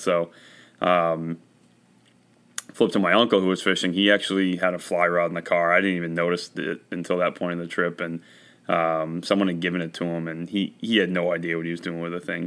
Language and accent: English; Westbrook, Maine, United States; I was raised in Westbrook, Maine, just outside of Portland.